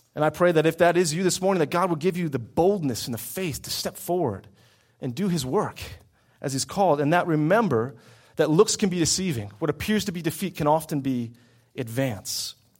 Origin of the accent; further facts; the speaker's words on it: United States; our lives as American Christians